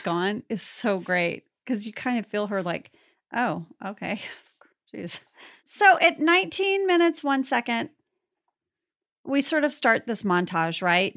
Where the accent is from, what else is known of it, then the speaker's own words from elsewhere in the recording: North Texas, United States; my hometown is pretty small, you know, in, uh, North Texas, and the evening news there is, "Good evening, Texoma." 'cause we're right by the Texas-Oklahoma border.